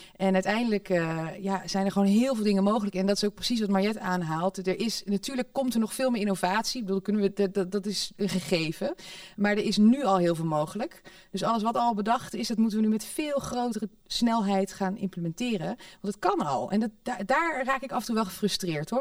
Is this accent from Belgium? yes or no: no; Netherlands; we zijn zo nuchter als Hollanders